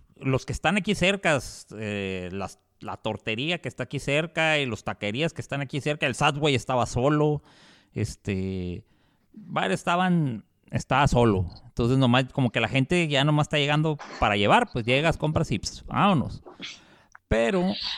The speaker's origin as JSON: {"language": "Spanish", "country": "Mexico", "said": "nosotros como mexicanos"}